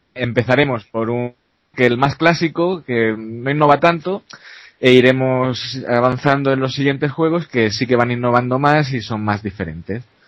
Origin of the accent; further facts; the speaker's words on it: a small town near Barcelona, Catalonia, Spain; yo soy de un pueblecito cercano a Barcelona